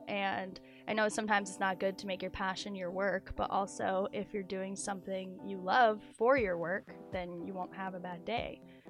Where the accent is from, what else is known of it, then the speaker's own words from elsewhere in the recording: Kodiak, Alaska, United States; I came to Oregon from Kodiak, Alaska on a whim.